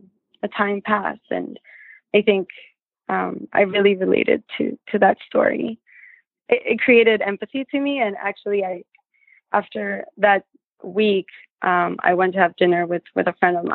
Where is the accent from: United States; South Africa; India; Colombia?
Colombia; moved away; we grew up in Colombia in the 90s